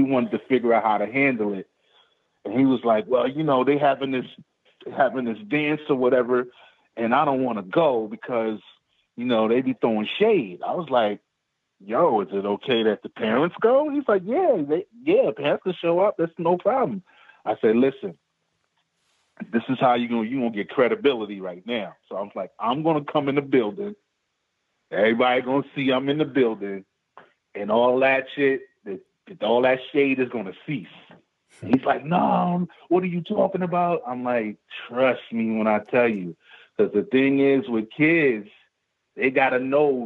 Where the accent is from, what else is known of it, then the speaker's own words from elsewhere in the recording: New York City, New York, United States; I grew up in Queens, but my mom's lived in Harlem.